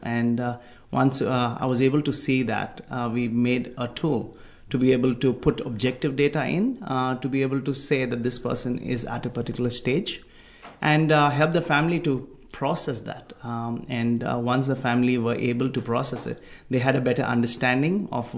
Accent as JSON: {"language": "English", "country": "India", "moved": "as an adult", "lives_now": "Australia", "said": "I'm from India"}